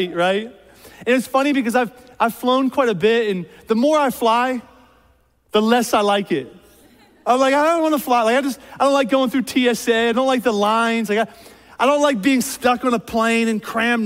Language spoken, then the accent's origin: English; outside of Philadelphia, Pennsylvania, United States; moved away as an adult; now in Columbus, United States; I was born and raised outside of Philadelphia, PA.